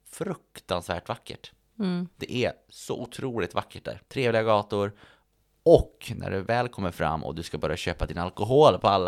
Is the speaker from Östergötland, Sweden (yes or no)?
no; Örnsköldsvik, Västernorrland County, Sweden; hemma i Övik